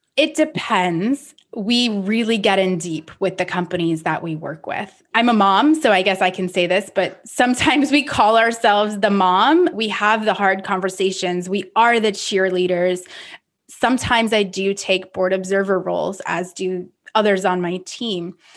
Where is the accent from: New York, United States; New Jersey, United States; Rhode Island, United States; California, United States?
Rhode Island, United States; moved away; I grew up on the East Coast in Rhode Island, a small town which is definitely centered around the ocean